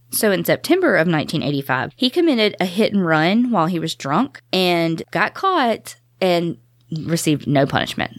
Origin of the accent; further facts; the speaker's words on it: the South, United States; We're from the South